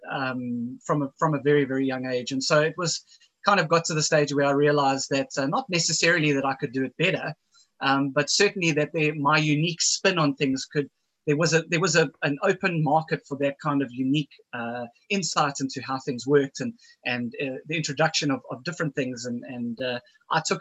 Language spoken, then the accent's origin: English; Zimbabwe; And uh, growing up in Africa, you kind of don't really have much of do anything else but spend your time outdoors, um, especially during the 80s.